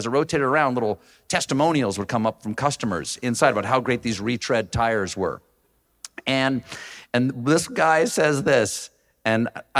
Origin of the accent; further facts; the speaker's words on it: James Island, South Carolina, United States; accent: Southern; moved away as an adult; When I was growing up on James Island, South Carolina, outside of Charleston. Really? Willow Lake Road.